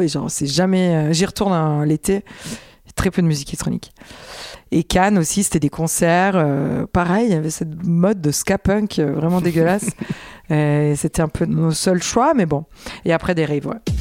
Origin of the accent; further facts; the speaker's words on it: Italy; now in France; j'ai grandi en Italie